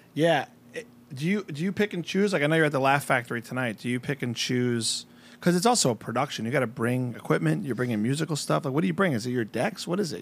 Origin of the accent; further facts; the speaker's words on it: New Jersey, United States; moved away; I'm from Jersey.